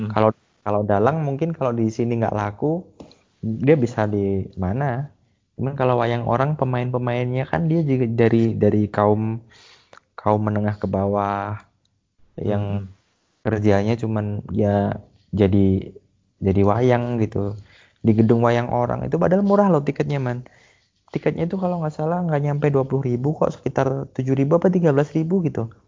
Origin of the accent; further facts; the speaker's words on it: Java, Indonesia; aku di rumah dipaksa kalau sama orang tua ya harus berbahasa Jawa halus jadi biar angga ungguh sopan santunnya itu sebagai orang Jawa tetap terjaga